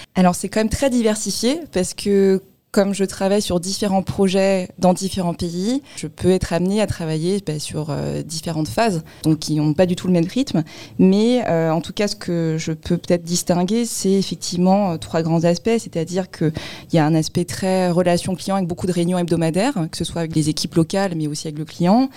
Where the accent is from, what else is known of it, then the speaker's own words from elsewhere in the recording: Créteil, Île-de-France, France; je suis euh, d'origine sino-cambodgienne, donc un peu plus lointain, et je suis née sinon à Créteil.